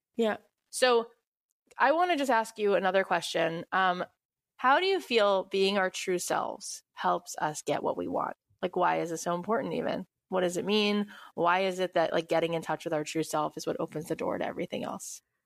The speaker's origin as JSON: {"language": "English", "region": "Florida", "country": "United States", "tie": "born or raised there", "moved": "yes", "lives_now": "Los Angeles, United States", "said": "I grew up in Florida and now living in L"}